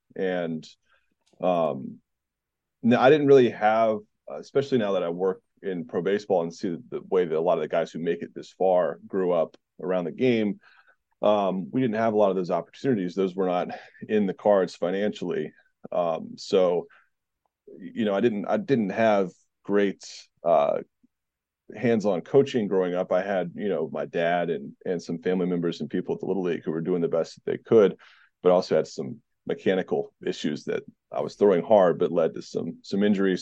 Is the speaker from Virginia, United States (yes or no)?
yes; Southeast Virginia, United States; also born or lived in North Carolina / Georgia; I grew up in Southeast Virginia for the most part